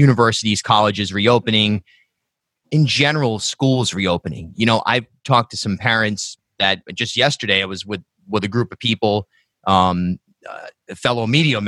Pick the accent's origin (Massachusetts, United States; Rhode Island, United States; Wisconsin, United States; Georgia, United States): Rhode Island, United States; South County; I grew up in South County, Rhode Island, and then went to URI